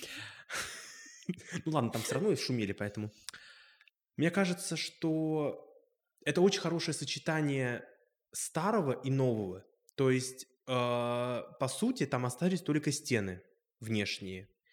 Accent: Moscow, Russia; Я сам родом из Москвы, я коренной москвич по папе

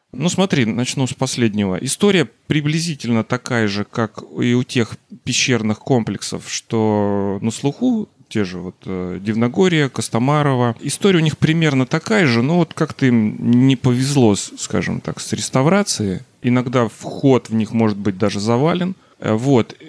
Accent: Voronezh, Voronezh Oblast, Russia; я коренной воронежец, э, даже, можно сказать, сельский житель, живу в пригороде Воронежа

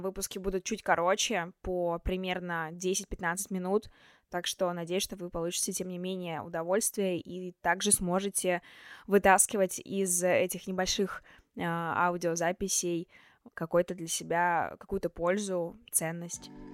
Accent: Chelyabinsk, Chelyabinsk Oblast, Russia; moved away as an adult; now in Moscow, Russia; Я из Челябинска, но уже год живу и учусь в Москве на журналистике в Вышке

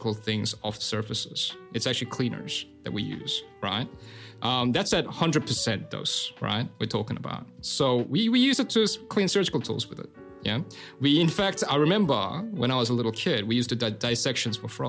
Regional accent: Sydney, New South Wales, Australia; growing up in Sydney

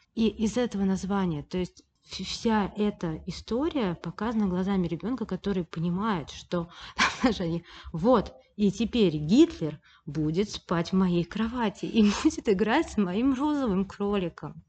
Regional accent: Saint Petersburg, Russia; я всегда жила в Петербурге, я родилась в Петербурге

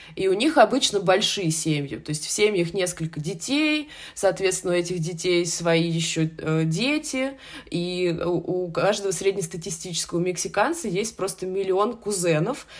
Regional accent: Russia; мы вот туристы из России

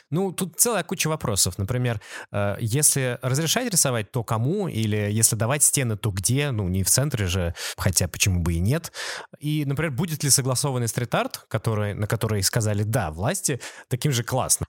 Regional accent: Saint Petersburg, Russia; мы из Петербурга

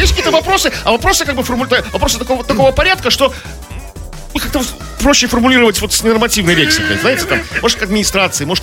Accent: Saint Petersburg, Russia; мы, питерцы, будем собираться в группе

